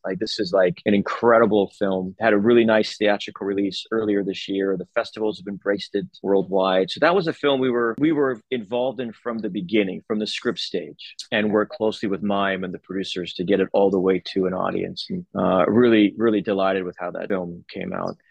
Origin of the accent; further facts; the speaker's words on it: Los Angeles, California, United States; I grew up in LA, but there was no one in my family in the entertainment business.